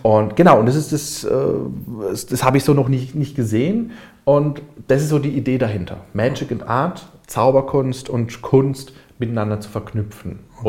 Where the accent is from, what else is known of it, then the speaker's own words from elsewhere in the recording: Karlsruhe, Baden-Württemberg, Germany; ich komme aus Karlsruhe, lebe in Karlsruhe.